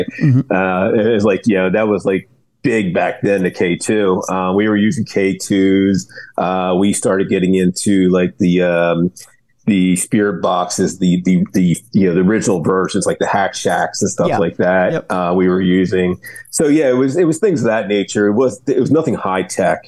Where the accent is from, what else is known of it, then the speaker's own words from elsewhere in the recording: Delaware, United States; I'm from Delaware, Ohio